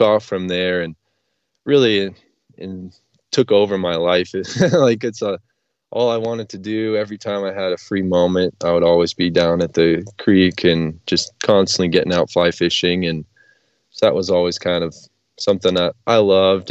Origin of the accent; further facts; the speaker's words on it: New Hampshire, United States; moved away; where I grew up in New Hampshire